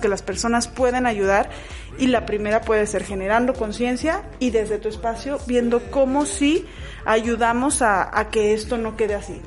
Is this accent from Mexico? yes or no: yes; Mexico; el grosor de nosotros como mexicanos